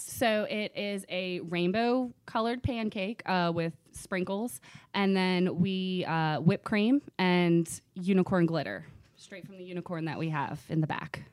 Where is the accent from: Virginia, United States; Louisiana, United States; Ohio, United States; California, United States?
Virginia, United States; Virginia Beach; also born or lived in Rochester, New York / North Carolina; now in Richmond, United States; I grew up in Virginia Beach. Um, loved it when I was, since I was four till about twenty-two